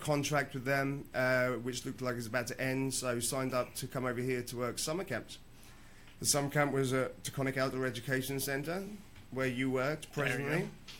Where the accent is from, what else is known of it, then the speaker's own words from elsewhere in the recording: Cambridge, East of England, United Kingdom; moved away; grew up in Cambridge.